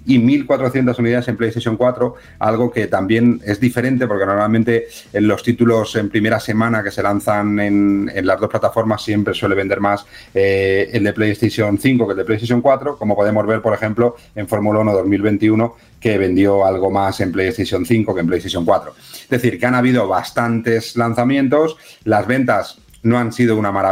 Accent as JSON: {"language": "Spanish", "region": "Massachusetts", "country": "United States", "said": "Soy eh, de Massachusetts."}